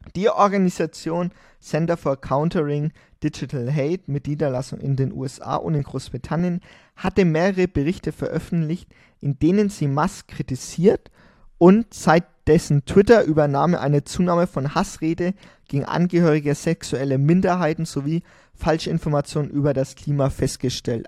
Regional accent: Germany; wir sind als Deutsche

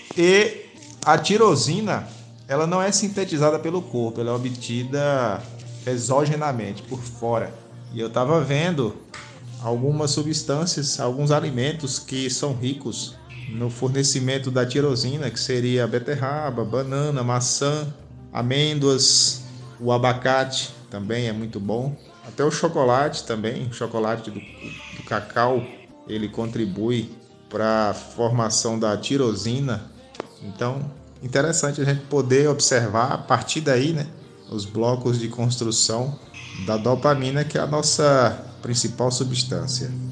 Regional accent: Rio Grande do Norte, Brazil; sou nordestino, natural do Rio Grande do Norte

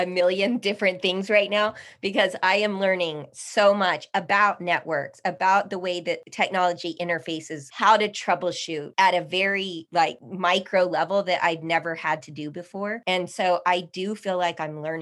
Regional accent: El Paso, Texas, United States; now in Austin, United States; I am native El Pasoan

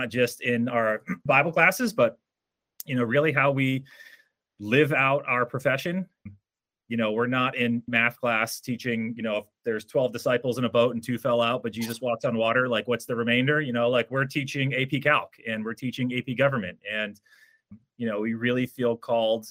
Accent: Rhode Island, United States; moved away as an adult; also born or lived in North Carolina; now in Trumbull, Connecticut, United States; So there aren't that many of us from Rhode Island, just because that not many can fit in Rhode Island. But so lifelong New Englander

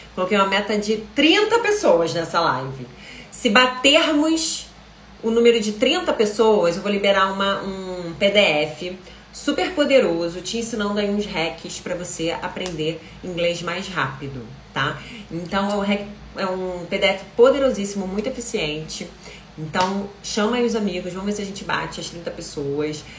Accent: Rio de Janeiro, Brazil; eu sou carioca, sou do Rio de Janeiro

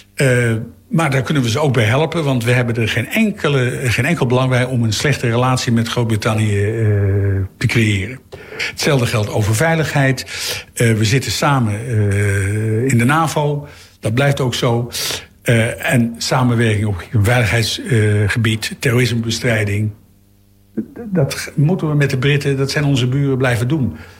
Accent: The Hague, South Holland, Netherlands; als Hagenaars

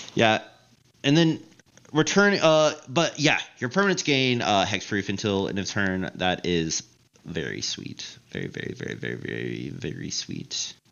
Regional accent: the South, United States; I'm from the South, and my church

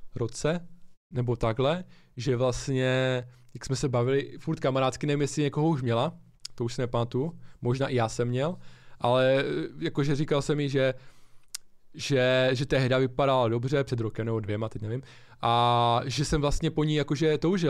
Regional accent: Ostrava, Moravian-Silesian Region, Czechia; my jsme z Ostravy oba dva

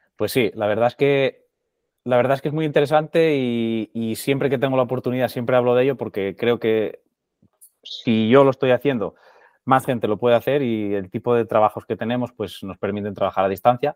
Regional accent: Murias, Asturias, Spain; moved away as an adult; also born or lived in Netherlands / London; trabajando desde, desde mi pueblo, o sea, desde, desde de Murias

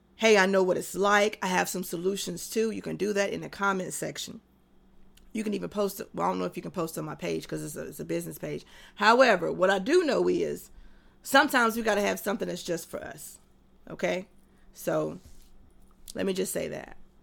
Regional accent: North Carolina, United States; also born or lived in Texas / Tennessee; I'm from North Carolina.

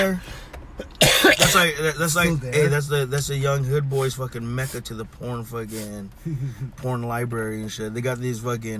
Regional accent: Philippines; I'm Filipino. I like good noodle too.

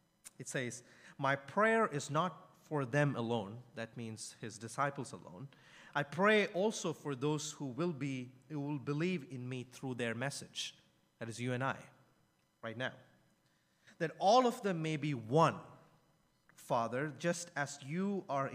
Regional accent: India; I'm from India

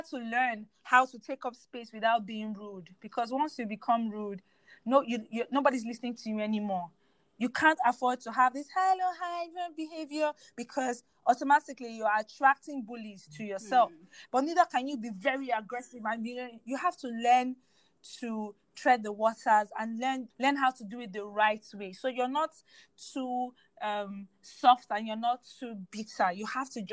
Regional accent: Nigeria; I'm very proud to take up space as a Nigerian

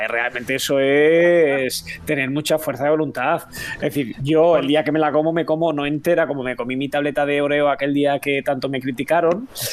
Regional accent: Catalonia, Spain; aquí somos los tres somos catalanes. Julián, Carlos y yo somos catalanes

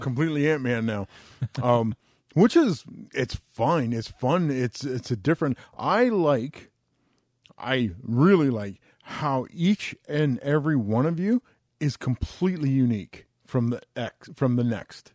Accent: Canada

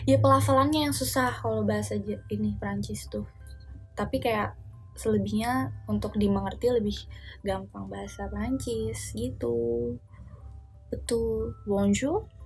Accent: Guangdong, China; Indonesian is a second language; Halo, aku dari Guangdong.

